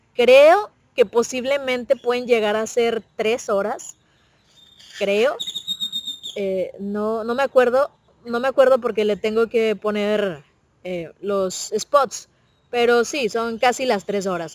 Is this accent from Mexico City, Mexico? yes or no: no; Monterrey, Nuevo León, Mexico; acá en Monterrey decíamos a por